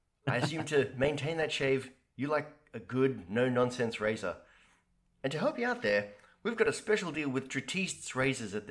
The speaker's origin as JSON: {"language": "English", "country": "Australia", "said": "Having played rugby over there as an Australian in high school"}